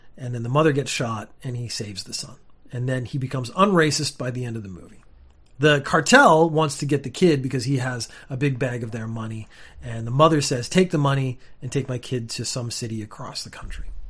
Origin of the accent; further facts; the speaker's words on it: Canada; now in Japan; I am Canadian and I live in Japan now